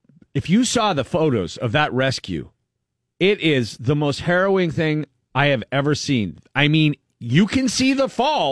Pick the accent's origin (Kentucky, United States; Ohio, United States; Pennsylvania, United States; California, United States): Pennsylvania, United States; Erie; moved away; my hometown, Erie, Pennsylvania